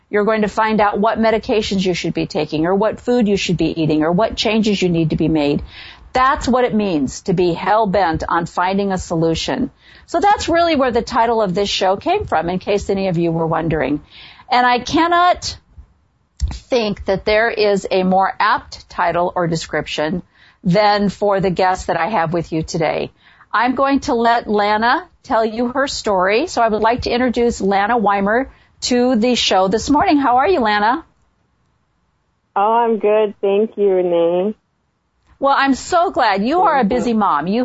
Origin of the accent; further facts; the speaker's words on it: a small town just south of Chicago, Illinois, United States; I'm from a small town just south of Chicago, so I grew up in the Midwest.